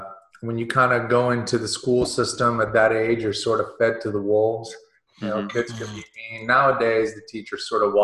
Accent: Houston, Texas, United States; also born or lived in Russia; my family moved from Russia to America in 1978. And I grew up in Houston, Texas

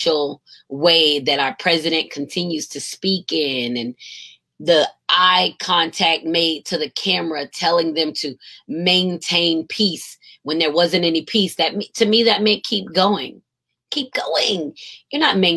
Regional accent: United States; they find out I'm American

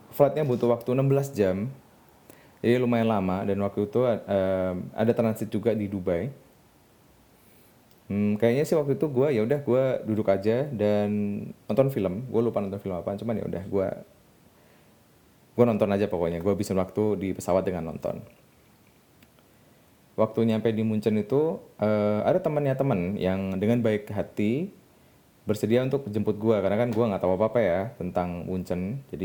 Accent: Tuban, East Java, Indonesia; also born or lived in Bandung / Jakarta; jadi gue sebenarnya kampung gue ada di Tuban. Jadi jadi Tuban ini adalah sebuah kota kecil ya, kota kecil banget.

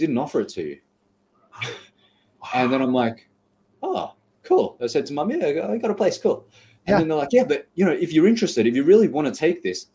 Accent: Australia; I'm from Australia, but I still have Asian parents

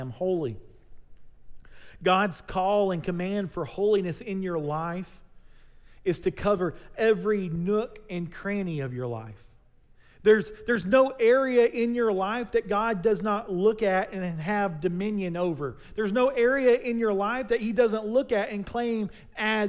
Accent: Texas, United States; We're Texans

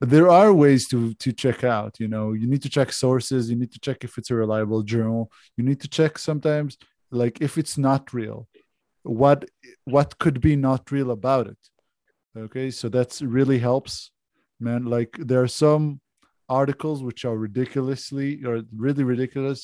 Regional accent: Israel; accent: Israeli; English is a second language; now in Australia

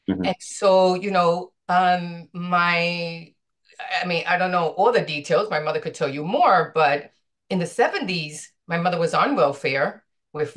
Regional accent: New York City, New York, United States; I was born and raised in the South Bronx

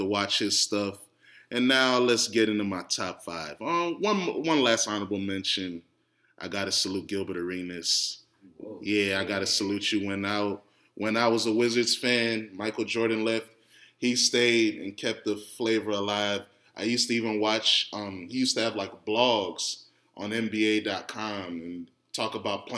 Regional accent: Ghana; especially as a Ghanaian

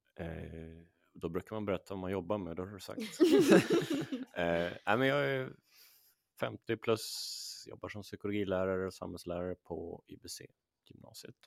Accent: Åkersberga, Stockholm County, Sweden; där är jag uppvuxen

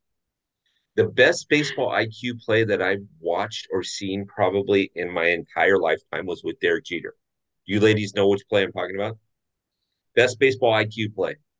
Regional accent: Orange County, California, United States; I grew up in Orange County, which is Angels territory

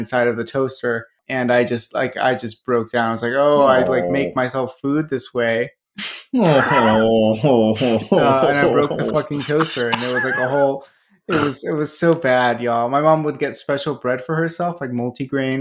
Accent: the South, United States; I was raised in the South

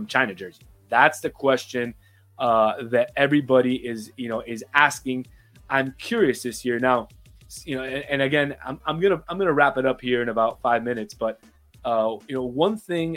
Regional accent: Uruguay; I'm from Uruguay

